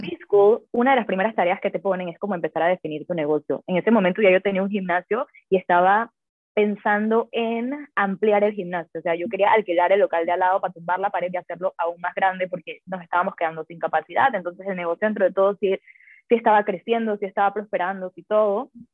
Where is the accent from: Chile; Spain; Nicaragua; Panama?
Panama; soy de Panamá